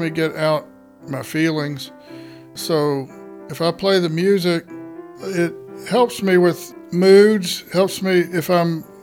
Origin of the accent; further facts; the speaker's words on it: Bomashaw, Nigeria; I grew up in Bomashaw, Nigeria and my parents were medical missionaries there.